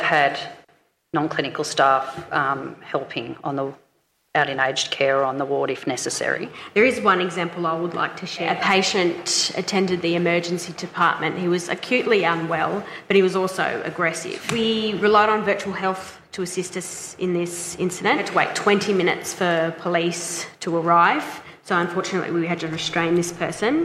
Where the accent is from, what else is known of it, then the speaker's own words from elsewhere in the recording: Wollongong, New South Wales, Australia; where I am from Wollongong